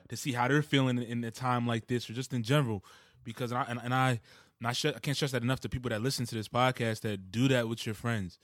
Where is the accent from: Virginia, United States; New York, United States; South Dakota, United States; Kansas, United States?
Kansas, United States; Wichita; moved away; I was born in Kansas, like, so Wichita, Kansas